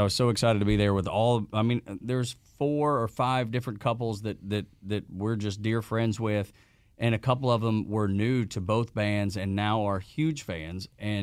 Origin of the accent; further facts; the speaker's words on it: Dalton, Georgia, United States; my hometown of Dalton, Georgia